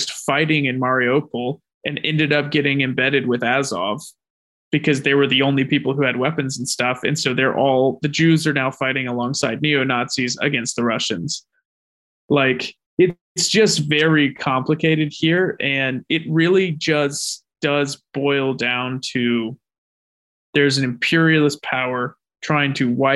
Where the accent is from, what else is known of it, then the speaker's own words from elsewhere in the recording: United States; I'm an American